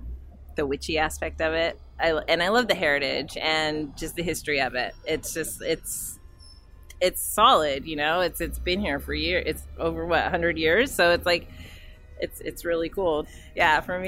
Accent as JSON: {"language": "English", "region": "California", "country": "United States", "said": "no, we're from California. It's my first time back in 11 years"}